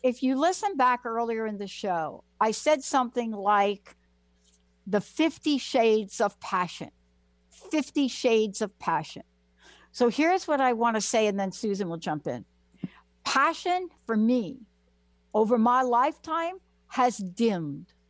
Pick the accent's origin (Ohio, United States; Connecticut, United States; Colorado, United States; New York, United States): New York, United States; New York City; I am a girl from the Bronx, New York.